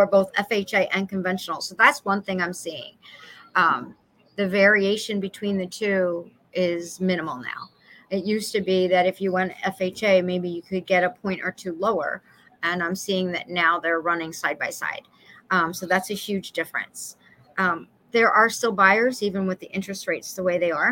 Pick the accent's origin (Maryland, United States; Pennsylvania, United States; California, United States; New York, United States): Pennsylvania, United States; Philadelphia; As a little girl, like I said, we grew up in Chestnut Hill.